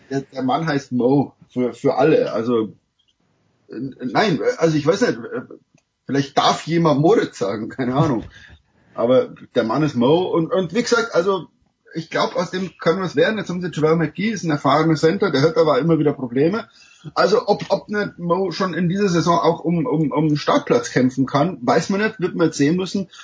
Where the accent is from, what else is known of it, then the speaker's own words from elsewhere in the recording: Germany; now in United States; als Deutscher